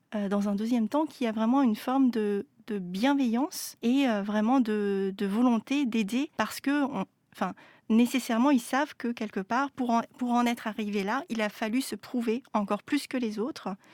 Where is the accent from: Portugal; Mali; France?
France; moved away as an adult; also born or lived in Vancouver; je suis née en France de parents en fait qui sont venus avec la guerre